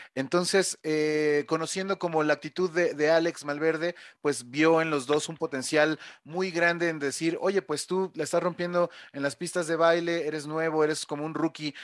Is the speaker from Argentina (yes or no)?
no; Mexico City, Mexico; yo soy de la Ciudad de México